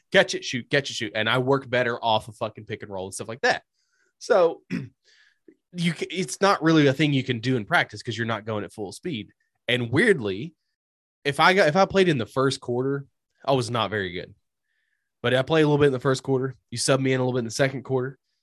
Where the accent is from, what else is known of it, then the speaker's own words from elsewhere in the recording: United States; as an American citizen